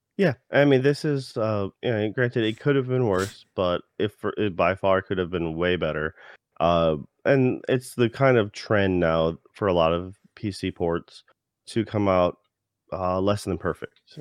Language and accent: English; United States; being an American